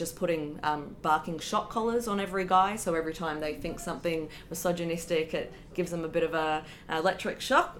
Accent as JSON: {"language": "English", "country": "Australia", "said": "as an Australian"}